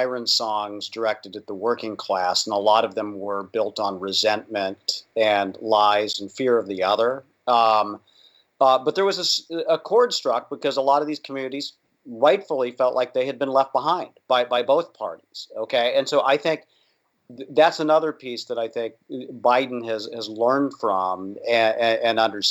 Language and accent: English; Indiana, United States; my home state of Indiana